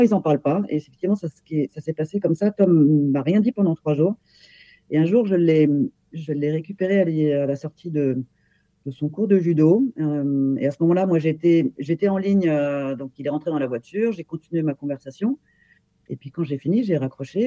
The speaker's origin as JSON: {"language": "French", "area": "Paris region", "region": "Île-de-France", "country": "France", "tie": "born or raised there", "said": "J'habite en région parisienne, euh, où je suis née d'ailleurs, mais née en tant qu'Allemande"}